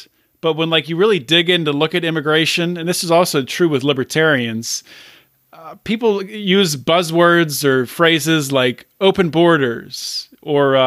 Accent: Pittsburgh, Pennsylvania, United States; I'm from Pittsburgh

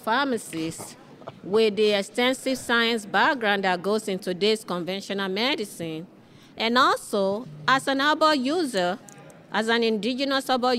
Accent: Nigeria; now in Washington, D.C., United States; I was born in West Africa, in Nigeria

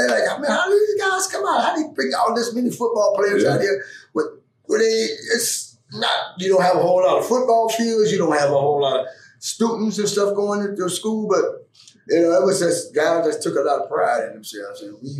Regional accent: Pittsburgh, Pennsylvania, United States; And I grew up in the Pittsburgh area.

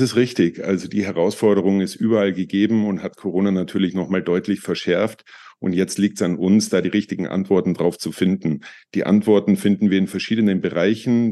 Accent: Tyrol, Austria; Ich bin Österreicher, Tiroler

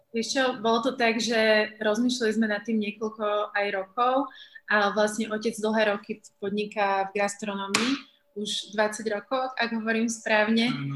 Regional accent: Slovakia; Ja už som sa narodila na Slovensku, v podstate aj celý život som žila na Slovensku

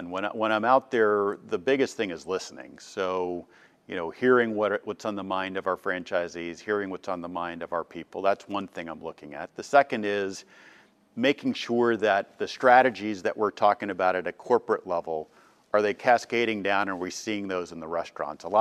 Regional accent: East Coast, United States; also born or lived in Boston / Cincinnati; So I, I was born in Boston, uh, grew up on the East Coast until we started moving around. Uh, went to high school in Cincinnati, uh, and then ultimately went to college down in North Carolina.

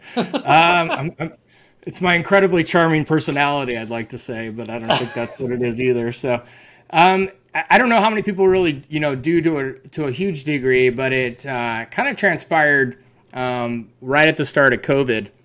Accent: Carbondale, Colorado, United States; now in San Luis Obispo, United States; born and raised in Carbondale

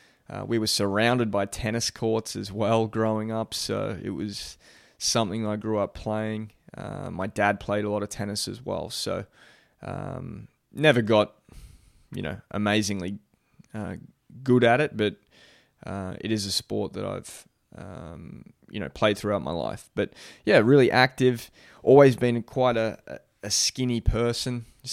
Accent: Melbourne, Victoria, Australia; also born or lived in Adelaide; I was born in Adelaide in Australia. So lived there till I was about 3 years old. Don't have a whole lot of memories, as you can imagine. Pretty young when we moved. I was three. We moved to Melbourne

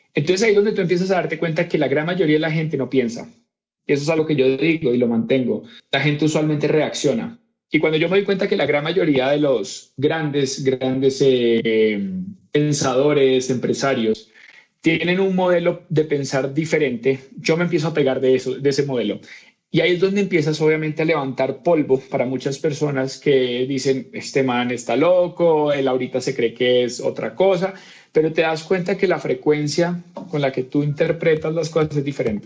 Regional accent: Cali, Valle del Cauca, Colombia; niño pues nací en Cali, Colombia

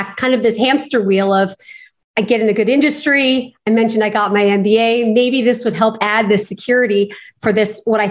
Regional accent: Los Angeles, California, United States; growing up in Los Angeles

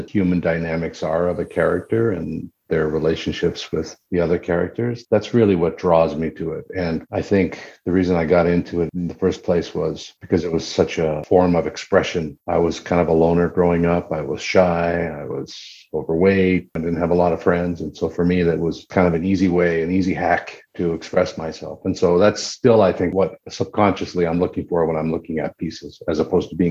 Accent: Wabush, Newfoundland and Labrador, Canada; I grew up in the Labrador portion of that, which is on the mainland and a tiny little mining town called Wabush.

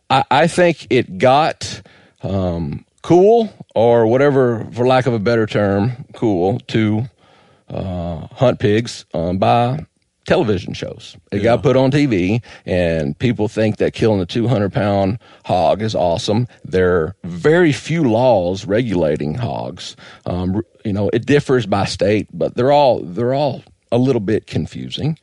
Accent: Georgia, United States; moved away; also born or lived in South Florida / New Hampshire / Vermont; I grew up in Georgia hunting hogs

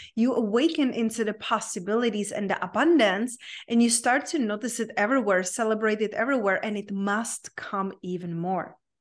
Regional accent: Czechia; English is a second language; moved away; I grew up in a very small town in Czech Republic, hence my unpronounceable name and my accent.

